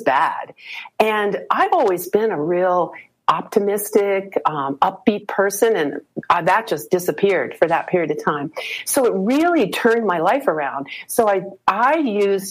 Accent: Colorado, United States; moved away; also born or lived in East Coast; I'm moving from the East Coast back to Colorado, where I grew up

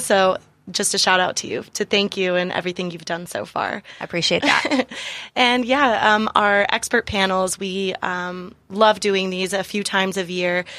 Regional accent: San Diego, California, United States; moved away as an adult; also born or lived in Miami / Washington, District of Columbia, United States / New York City; I actually was born and raised in San Diego, but I left for almost 10 years, kind of living and working in different cities Miami, DC, New York.

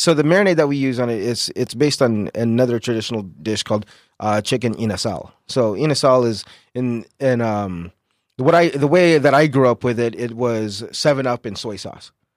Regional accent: San Diego, California, United States; I'm born and raised here in San Diego

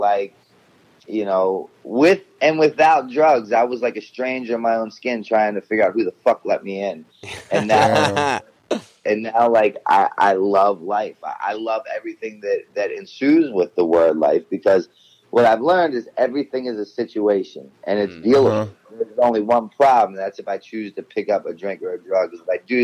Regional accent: Baltimore, Maryland, United States; I was born and raised in Baltimore City.

